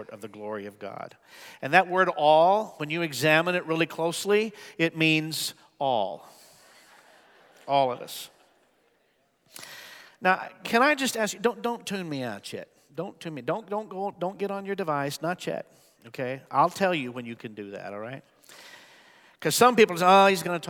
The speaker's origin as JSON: {"language": "English", "region": "Midwest", "country": "United States", "tie": "born or raised there", "said": "I was raised mostly in the Midwest"}